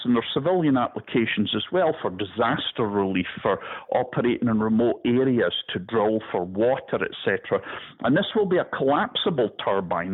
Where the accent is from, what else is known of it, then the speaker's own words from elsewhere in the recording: Scottish Highlands, Scotland, United Kingdom; moved away as an adult; now in Florida, United States; I'm a Highlander from Scotland, and my people, where I come from, we don't let things break as easily